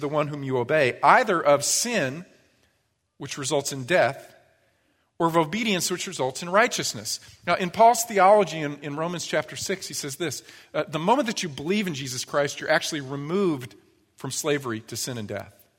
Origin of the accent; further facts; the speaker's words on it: United States; I was born into this country